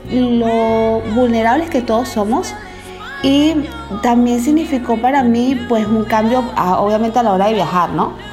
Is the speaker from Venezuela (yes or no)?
yes; Venezuela; recuerdo que era en la mañana, estaba viendo un programa de variedades en mi país, Venezuela.